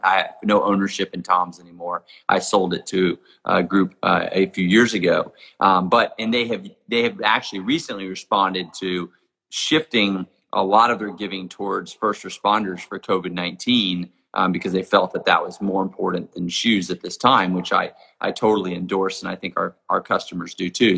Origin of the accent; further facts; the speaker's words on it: Jackson Hole, Wyoming, United States; my hometown of Jackson Hole, Wyoming